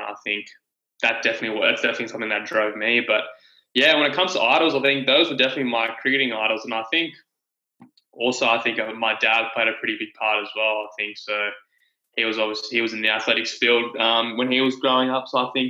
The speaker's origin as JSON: {"language": "English", "town": "Sydney", "region": "New South Wales", "country": "Australia", "tie": "born or raised there", "also_born_or_lived": "Newcastle, New South Wales", "said": "I grew up in Sydney. Up until the age of about 10, our family decided we'd relocate to Newcastle."}